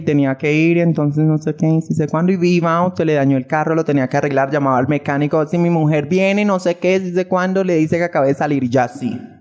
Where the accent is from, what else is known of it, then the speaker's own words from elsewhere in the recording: Girardot, Cundinamarca, Colombia; moved away as an adult; now in Bogotá, Colombia; Soy de Girardot, Cundinamarca, radicada allí y todo, pero pues ahorita estoy viviendo aquí en Bogotá